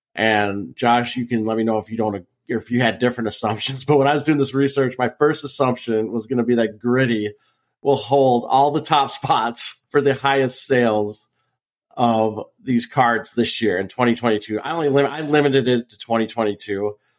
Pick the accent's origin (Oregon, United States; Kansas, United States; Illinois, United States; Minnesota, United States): Minnesota, United States; growing up in Minnesota watching the North Stars